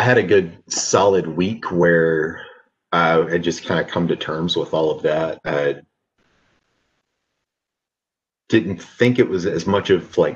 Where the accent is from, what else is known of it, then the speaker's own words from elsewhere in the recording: Lugoff, South Carolina, United States; I grew up in Lugoff, South Carolina, a really small town on the outskirts of Columbia. Lived all around as a kid, but 90% of my childhood was there